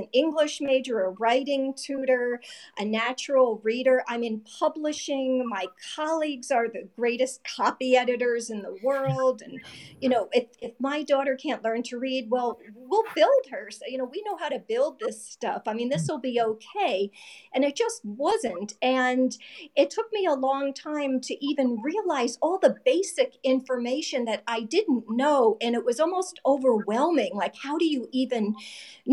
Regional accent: New Jersey, United States; I'm from New Jersey

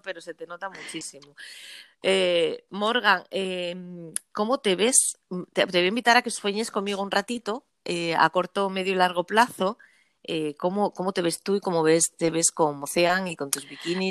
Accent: Asturias, Spain; estamos en Asturias, cualquier necesidad que tengas de mi tierra, de la tierra asturiana

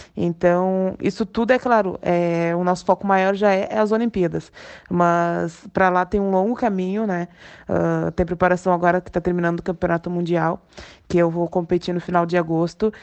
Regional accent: Canoas, Rio Grande do Sul, Brazil; moved away as an adult; also born or lived in Pelotas, Brazil; now in Lisbon, Portugal; Eu cresci, na verdade, na cidade de Canoas, eu nasci em Pelotas e fui muito pequena para Canoas

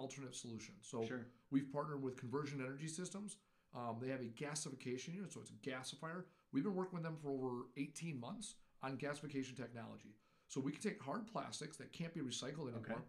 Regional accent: Menomonee Falls, Wisconsin, United States; I grew up in Menominee Falls

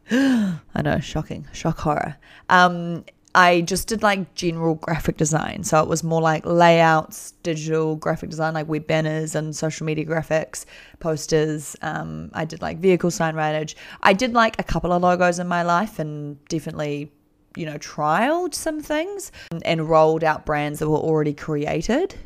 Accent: New Zealand; I'm from New Zealand

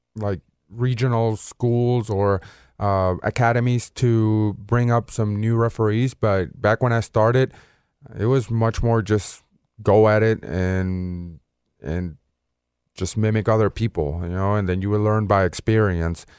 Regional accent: Caracas, Capital District, Venezuela; moved away as an adult; now in Memphis, United States; I was born in Caracas, Venezuela.

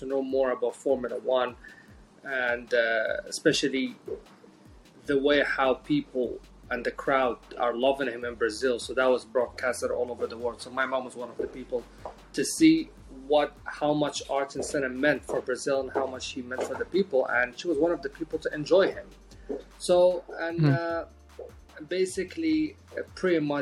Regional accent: Jeddah, Makkah Province, Saudi Arabia; also born or lived in Morocco; I grew up half of my life in Jeddah and half of my life in Morocco because of the ethnicity of my mom. My mom is half Moroccan and my dad is Saudi, so I've been here and there between all my life, but mostly in Jeddah

